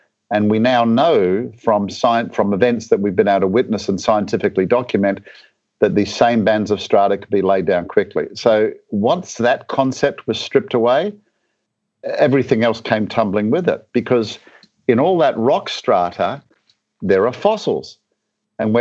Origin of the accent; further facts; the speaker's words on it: Australia; moved away as an adult; now in Atlanta, United States; I'm actually from a bit further south originally. My home country is Australia.